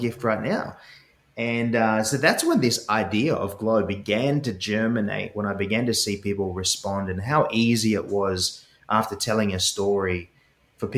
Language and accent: English; Sydney, New South Wales, Australia; accent: Aussie; now in United States; I grew up in Sydney, Australia